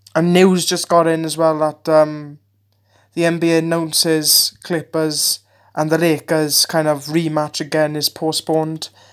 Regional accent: Wales, United Kingdom; I'm, I'm, uh, from the U K, I'm Welsh

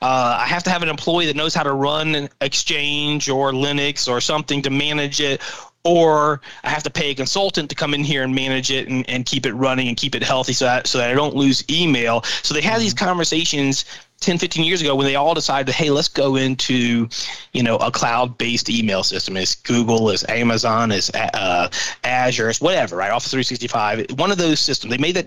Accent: Louisiana, United States; I'm from Southern Louisiana and I know the guys or whatever, right?

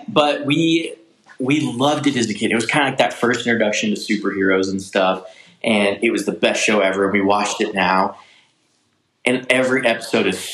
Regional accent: St. Charles, Missouri, United States; I grew up in St. Charles, Missouri.

